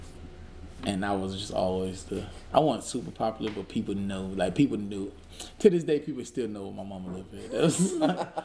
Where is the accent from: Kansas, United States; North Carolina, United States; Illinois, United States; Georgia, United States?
Georgia, United States; Dudley; also born or lived in Danville, Georgia; Originally, I'm from this small town called Danville, Georgia. And then we moved into a bigger, slightly bigger town named Dudley.